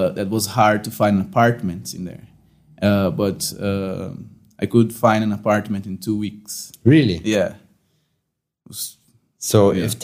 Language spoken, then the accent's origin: English; Brazil; English is a second language; no man in brazil i was there in january this year and my hometown was 49 degrees celsius